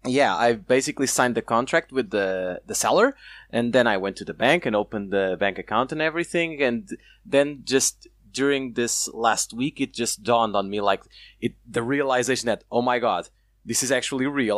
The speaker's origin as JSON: {"language": "English", "country": "Portugal", "said": "I'm from Portugal"}